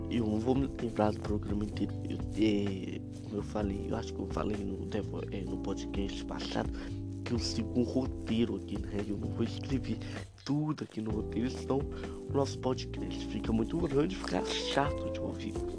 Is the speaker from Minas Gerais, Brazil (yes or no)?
yes; Minas Gerais, Brazil; eu sou de Minas Gerais